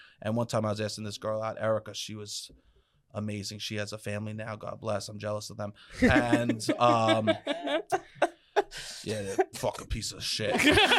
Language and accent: English; New York City, New York, United States; I grew up in Staten Island